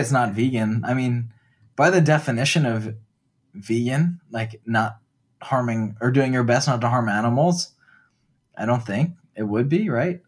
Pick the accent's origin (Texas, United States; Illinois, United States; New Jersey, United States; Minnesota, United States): New Jersey, United States; when I was growing up in New Jersey